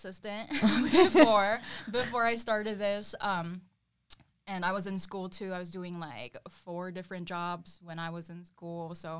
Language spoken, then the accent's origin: English; Philippines; now in Phoenix, United States; I'm 23 years old. I'm from Phoenix, Arizona. Well, originally from the Philippines.